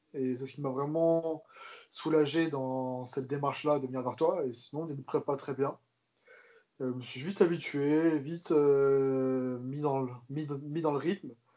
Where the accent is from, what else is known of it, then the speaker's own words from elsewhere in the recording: Corsica, France; je suis corse